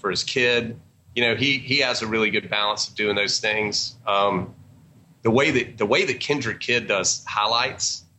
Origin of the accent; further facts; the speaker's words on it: Georgia, United States; also born or lived in Atlanta; we're from Georgia.